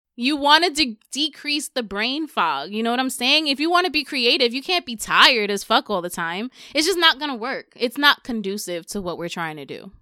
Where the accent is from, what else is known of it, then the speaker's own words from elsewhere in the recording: New York City, New York, United States; I'm from the Bronx